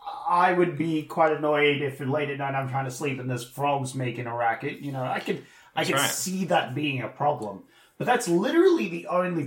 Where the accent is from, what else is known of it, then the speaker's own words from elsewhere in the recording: Australia; Like, we're from Australia, you know? We got cane toads down here.